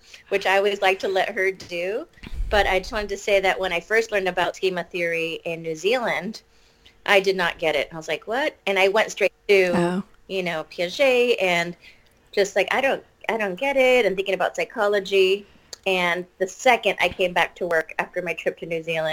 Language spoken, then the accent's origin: English; San Francisco, California, United States; I'm from San Francisco, California. I'm a proud Peruvian. My parents immigrated here in the 1960s, and I have been living in San Francisco ever